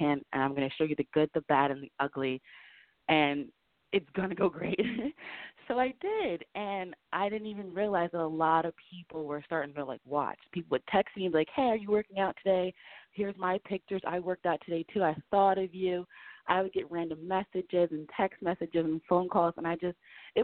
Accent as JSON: {"language": "English", "region": "New Jersey", "country": "United States", "said": "I'm from New Jersey."}